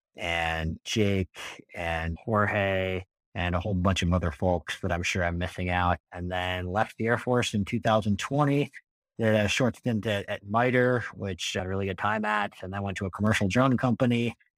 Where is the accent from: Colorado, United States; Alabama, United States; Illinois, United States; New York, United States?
Colorado, United States; moved away as an adult; also born or lived in Massachusetts; I grew up in in Colorado